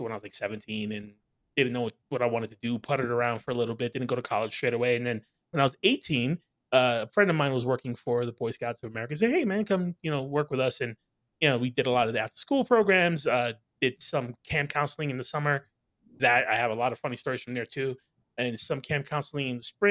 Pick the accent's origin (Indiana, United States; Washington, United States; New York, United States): New York, United States; New York City; So I'm from New York City